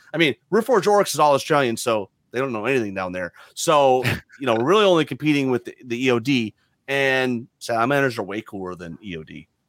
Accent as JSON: {"language": "English", "region": "Michigan", "country": "United States", "moved": "yes", "lives_now": "Memphis, United States", "said": "I'm not from the South either. I'm from Michigan originally, but you know, the more I live here in Memphis, you know, I'm not quite to the Southern gentleman that Dylan is over in Arkansas, but I'm hoping to get there one day."}